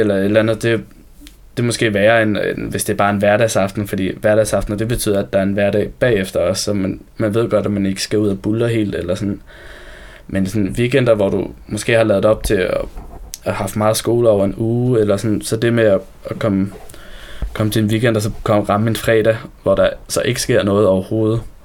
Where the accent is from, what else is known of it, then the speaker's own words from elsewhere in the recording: Copenhagen, Capital Region of Denmark, Denmark; now in Copenhagen, Denmark; jeg voksede op ude i Sydhavn